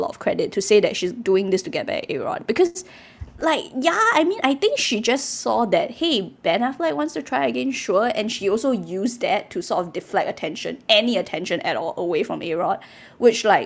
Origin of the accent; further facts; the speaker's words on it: Singapore; I grew up in Bukit Permai